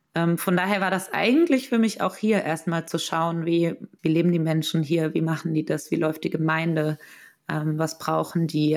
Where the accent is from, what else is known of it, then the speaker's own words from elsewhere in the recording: Mainz, Rhineland-Palatinate, Germany; moved away as an adult; also born or lived in Heidelberg; Ich bin ursprünglich aus Mainz, also und habe dann in Heidelberg studiert.